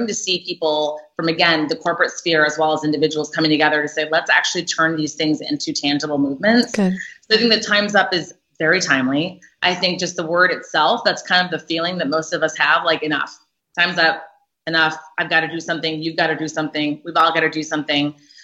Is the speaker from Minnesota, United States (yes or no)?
yes; Minnesota, United States; moved away as an adult; also born or lived in Boston; I grew up in Minnesota where most people do not look like me